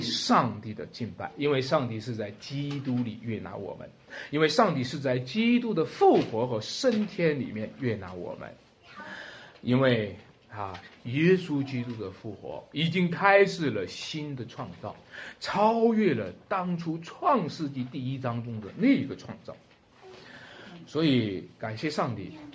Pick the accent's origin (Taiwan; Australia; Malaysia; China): China; 我们中国人特别喜欢这个字“喜”